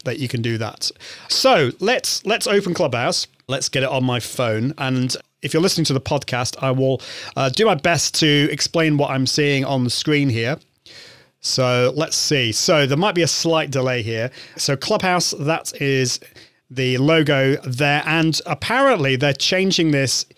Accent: United Kingdom; I'm from the UK, I'm British.

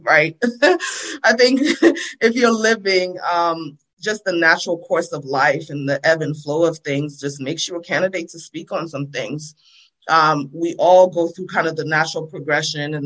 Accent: New Jersey, United States; accent: Jersey; also born or lived in Freetown, Sierra Leone; now in Baltimore, United States; I was born in Freetown. I came to the United States when I was 9 years old. I grew up in New Jersey

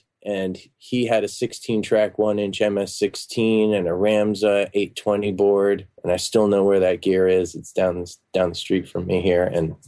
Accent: Virginia, United States; also born or lived in Singapore / Maine; Well, I was born overseas in Singapore, but we spent a lot of time in Virginia and up in Maine

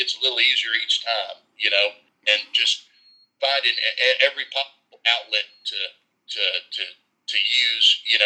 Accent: Nashville, Tennessee, United States; I grew up here in Nashville

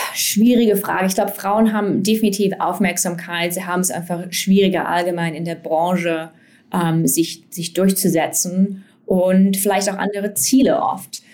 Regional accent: Erfurt, Thuringia, Germany; moved away; ich zum Beispiel komme ursprünglich aus Erfurt

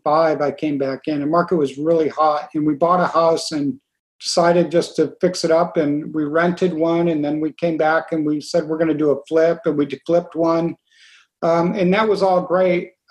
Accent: New York, United States; where we grew up in New York State

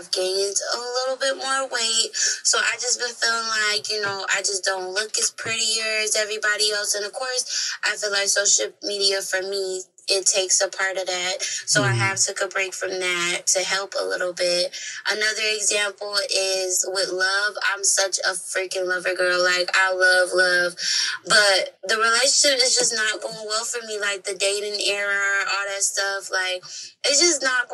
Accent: Minnesota, United States; born and raised in Minnesota

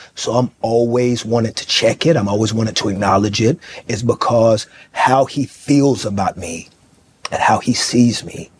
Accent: Fort Worth, Texas, United States; You know, there was a liquor store around the corner. You know, there were prostitutes at this pool shack right across the street that we went to go play pool in.

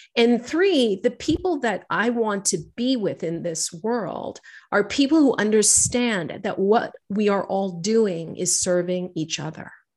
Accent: New York City, New York, United States; I'm a girl from New York City. I've, I grew up here

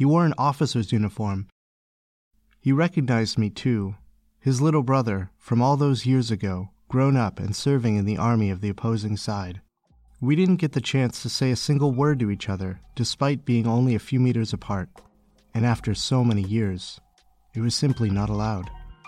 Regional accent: Beijing, China; I was born in Beijing, lived here my whole life.

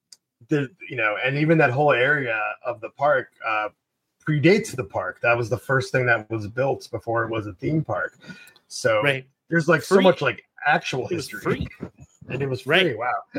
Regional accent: Ventura County, Southern California, United States; born or raised there; also born or lived in Orange County, California

